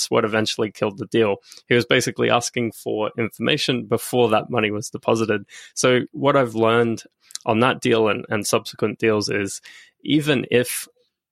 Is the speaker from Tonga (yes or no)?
no; Australia; I'm Australian